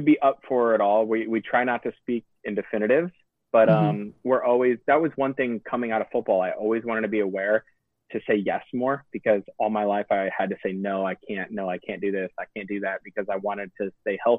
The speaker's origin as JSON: {"language": "English", "region": "Illinois", "country": "United States", "tie": "born or raised there", "said": "I grew up in Illinois on a farm"}